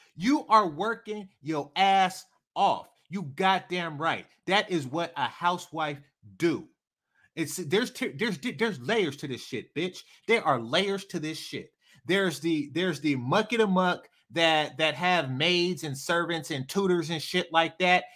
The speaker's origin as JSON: {"language": "English", "town": "Oakland", "region": "California", "country": "United States", "said": "I'm from East Oakland."}